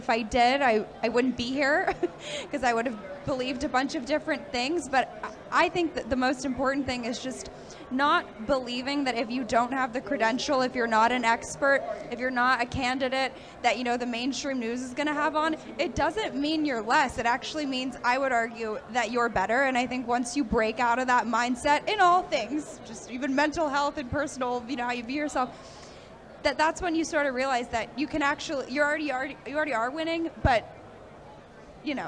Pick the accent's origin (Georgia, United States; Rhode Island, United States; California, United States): California, United States; Santa Monica; I was actually born and raised in Santa Monica